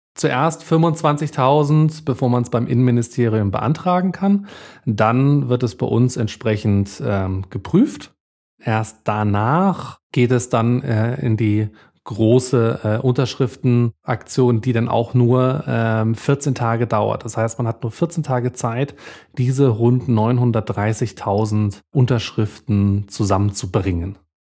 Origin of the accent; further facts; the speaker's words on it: Bavaria, Germany; bei uns in Bayern